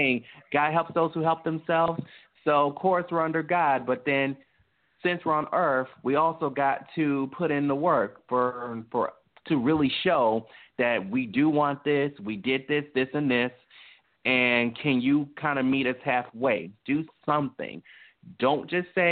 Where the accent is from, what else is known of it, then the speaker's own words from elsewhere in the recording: Tennessee, United States; I was born in Tennessee